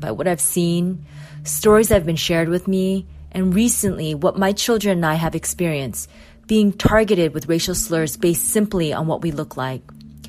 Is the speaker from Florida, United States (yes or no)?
no; just south of Seattle, Washington, United States; I'm Korean American. My parents immigrated from Korea, and I was born in the U.S. just south of Seattle, Washington.